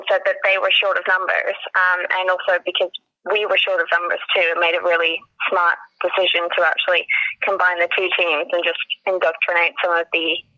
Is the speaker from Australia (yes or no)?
yes; Australia; moved away as an adult; now in United Kingdom; I'm actually from Australia, and um, so I played it in high school um, before moving over to the UK.